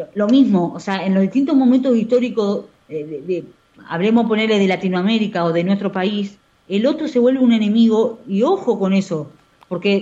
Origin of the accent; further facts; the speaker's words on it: Argentina; Lo tenemos los argentinos